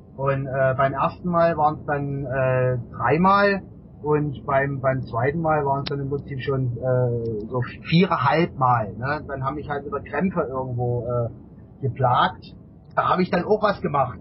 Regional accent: Kraichgau, Baden-Württemberg, Germany; Ich komme aus der Region ähm, Kraichgau, also zwischen Karlsruhe, Sch äh, Pforzheim

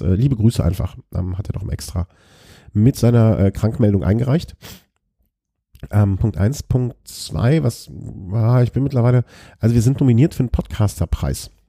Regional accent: Germany; als Deutscher

